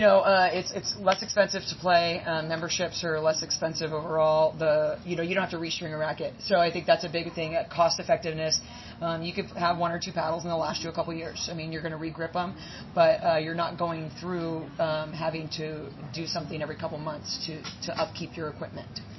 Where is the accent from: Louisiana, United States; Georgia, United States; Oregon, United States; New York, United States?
Oregon, United States; now in East Coast, United States; I'm from Oregon.